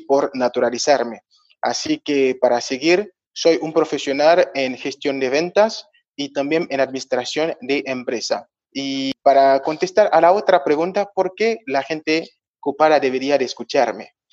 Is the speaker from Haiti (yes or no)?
yes; Haiti; moved away as an adult; now in Argentina; soy de Haití